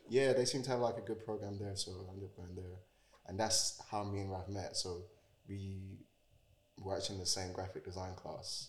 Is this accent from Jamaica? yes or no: yes; Jamaica; also born or lived in East London / Romford / Chadwell Heath; now in United Kingdom; I was actually born and raised in Jamaica